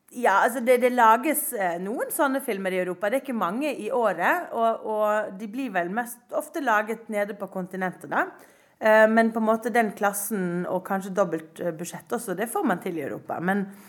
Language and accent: Norwegian; Norway; jeg er norsk